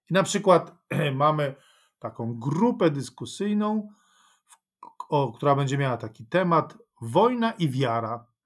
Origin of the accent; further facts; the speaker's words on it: Ukraine; Dlaczego mam się e, cieszyć, radować tym, co to znaczy, że jestem Ukraińcem?